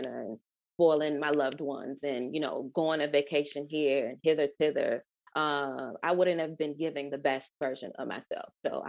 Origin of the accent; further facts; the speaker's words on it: Atlanta, Georgia, United States; growing up in Atlanta, you know what I mean? And seeing it turn from what it was to what it is now.